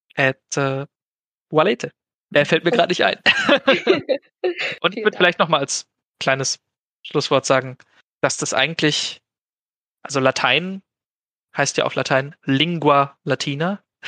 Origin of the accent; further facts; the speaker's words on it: Germany; accent: German; ich spreche halt dann mit einem gewissen deutschen Akzent